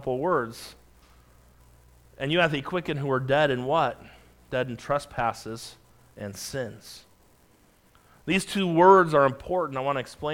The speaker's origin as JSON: {"language": "English", "region": "California", "country": "United States", "tie": "born or raised there", "also_born_or_lived": "Montana", "said": "I remember growing up in California"}